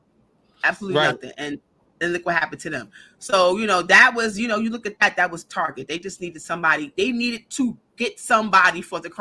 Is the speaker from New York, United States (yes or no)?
yes; New York City, New York, United States; we're from New York